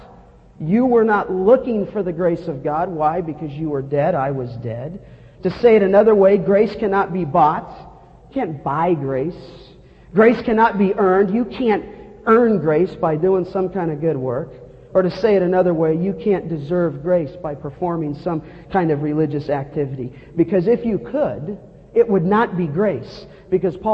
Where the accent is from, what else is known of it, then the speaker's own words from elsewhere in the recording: Los Angeles, California, United States; as a young boy growing up in Canoga Park in the San Fernando Valley